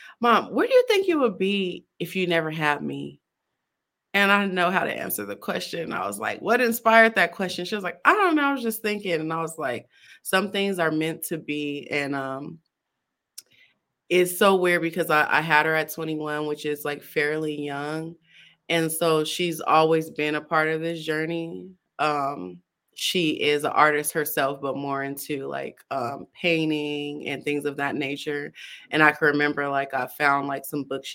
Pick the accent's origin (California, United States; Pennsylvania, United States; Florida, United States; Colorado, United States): California, United States; moved away as an adult; now in Arizona, United States; I am actually from California. I've been back and forth between California and Arizona